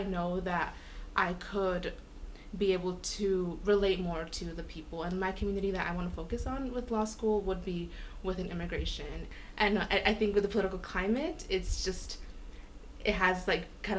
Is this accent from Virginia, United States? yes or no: no; Arizona, United States; I ended up growing up in Arizona, and I've been living here almost my whole life